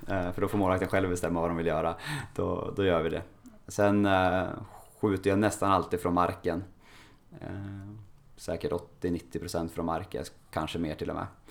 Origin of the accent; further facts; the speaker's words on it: Norrland, Sweden; jag är uppväxt i Norrland